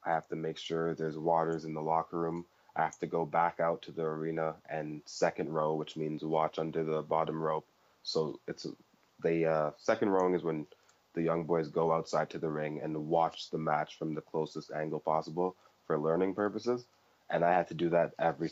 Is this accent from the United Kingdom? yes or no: no; Canada; I'm from Canada.